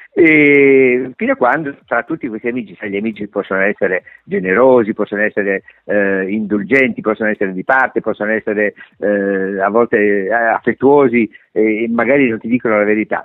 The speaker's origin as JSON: {"language": "Italian", "town": "Rome", "region": "Lazio", "country": "Italy", "tie": "born or raised there", "said": "sono nato a Roma"}